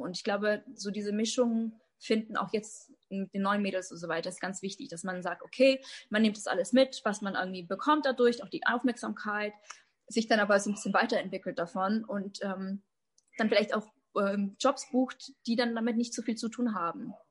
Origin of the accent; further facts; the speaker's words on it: Germany; ich bin Deutsch, aus Deutschland, ne? tschechische Wurzeln aus Deutschland